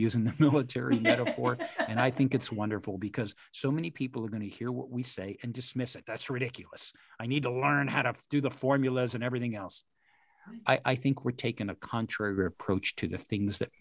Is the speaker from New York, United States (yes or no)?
yes; West Point, New York, United States; I had the good fortune of growing up on a military reservation. I grew up in West Point.